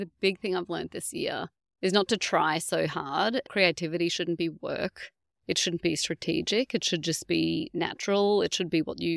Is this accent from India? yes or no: no; North Queensland, Australia; now in Geelong, Australia; I'm from North Queensland, but we do love it down here